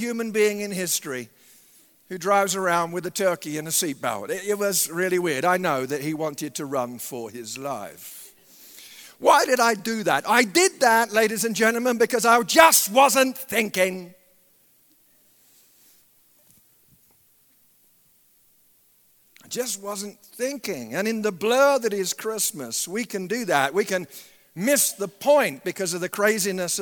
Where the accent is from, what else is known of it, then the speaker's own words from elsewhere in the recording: England, United Kingdom; moved away; I grew up in England